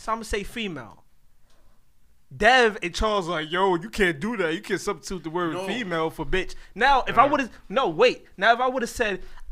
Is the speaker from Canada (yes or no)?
no; Jamaica; I'm Jamaican.